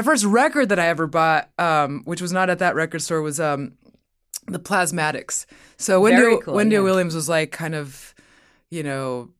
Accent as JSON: {"language": "English", "country": "Mexico", "tie": "born there", "said": "Cause I was born in Mexico and my Latin heritage is a big part of who I am."}